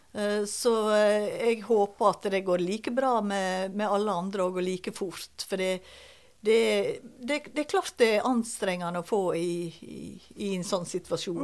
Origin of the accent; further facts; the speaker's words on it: Balestrand, Vestland, Norway; also born or lived in Høyanger; Eh, jeg er født på Høyanger sykehus. Eh, men så er jeg jo oppvokst i Balestrand.